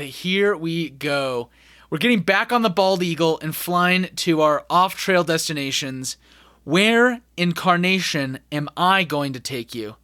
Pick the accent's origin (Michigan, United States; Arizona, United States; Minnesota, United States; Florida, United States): Arizona, United States; Scottsdale; moved away as an adult; also born or lived in Washington, D.C.; growing up, growing up in Scottsdale in Phoenix